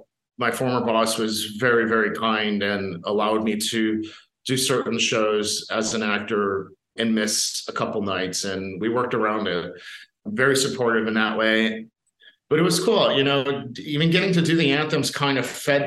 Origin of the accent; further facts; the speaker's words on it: Buffalo, New York, United States; moved away as an adult; my hometown